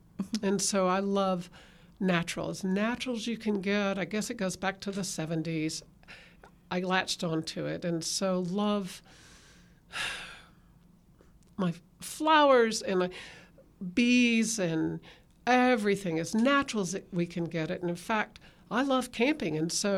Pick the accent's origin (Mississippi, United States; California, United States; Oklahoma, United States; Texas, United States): Texas, United States; Okay, I'm a Texan, and we moved a lot, but nothing like what you've done, and moved around a number of places before with my family